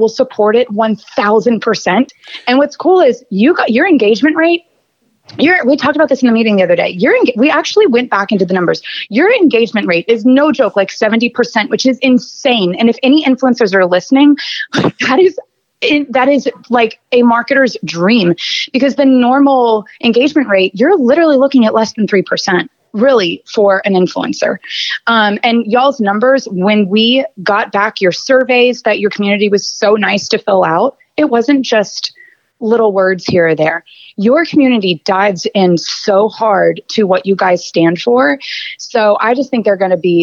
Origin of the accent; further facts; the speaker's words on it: Atlanta, Georgia, United States; I grew up in Atlanta.